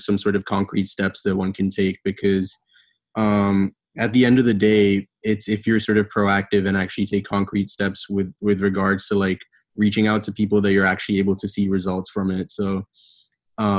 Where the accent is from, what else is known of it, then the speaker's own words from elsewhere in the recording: Bahrain; moved away as an adult; now in United States; I'm originally from Bahrain, lived there all my life, and then decided to come to the States for undergraduate studies.